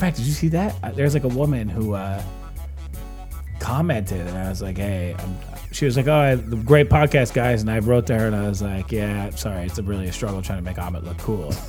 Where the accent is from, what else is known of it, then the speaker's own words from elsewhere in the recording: United States; I'm American